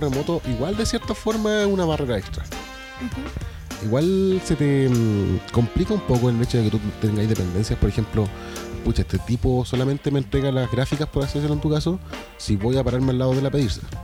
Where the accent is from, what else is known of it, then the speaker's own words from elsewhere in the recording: Chile; nosotros los chilenos